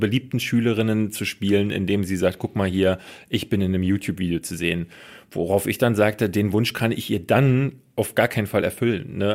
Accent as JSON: {"language": "German", "country": "Germany", "said": "bei uns in Deutschland"}